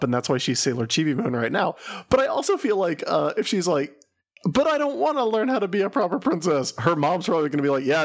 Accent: the South, United States; I'm from the South

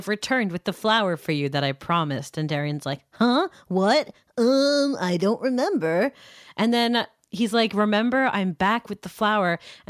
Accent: Canada; I'm Canadian

